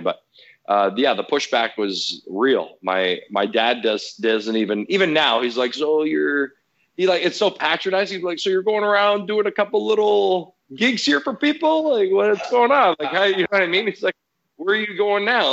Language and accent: English; Canada; Italian background. You know, obviously I'm Canadian